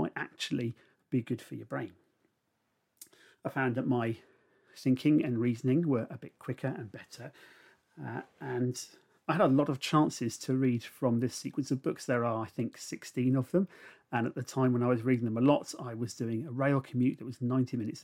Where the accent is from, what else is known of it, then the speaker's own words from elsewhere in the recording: Gosport, South East England, United Kingdom; now in Somerset, United Kingdom; I grew up in a naval town on the south coast, just on the Solent. The house I lived in was 10 Fairthorn Gardens, and it was the second house that I'd lived in Gosport, which is just up the road from Portsmouth